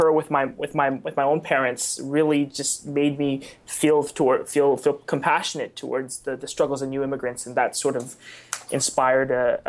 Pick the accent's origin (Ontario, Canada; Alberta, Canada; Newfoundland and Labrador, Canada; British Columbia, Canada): British Columbia, Canada; Vancouver; I'm a product of immigrants. I was born in Canada, but my parents are from mainland China, came during Expo 86 and settled here